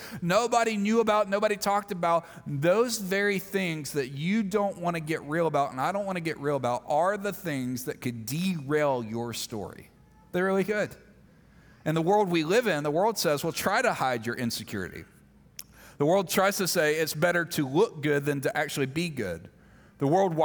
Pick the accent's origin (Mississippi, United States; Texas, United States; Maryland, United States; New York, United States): Mississippi, United States; I grew up in Mississippi